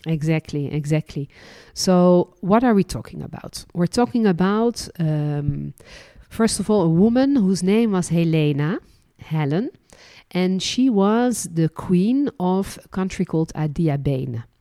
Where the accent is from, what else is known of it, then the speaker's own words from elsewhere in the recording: Netherlands; also born or lived in France; now in Israel; And I was born in Holland. then lived and worked as a licensed tour guide in France and ended my journey living and working in Israel.